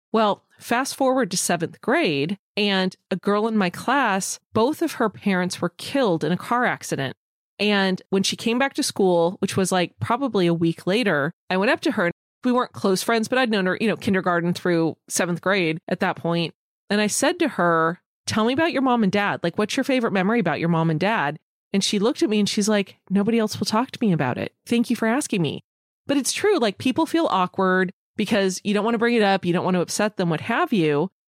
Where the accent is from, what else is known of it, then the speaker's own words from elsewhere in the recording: California, United States; as a Californian